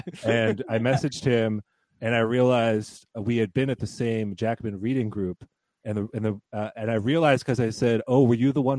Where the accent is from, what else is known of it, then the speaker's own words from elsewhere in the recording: United States; now in Germany; as an American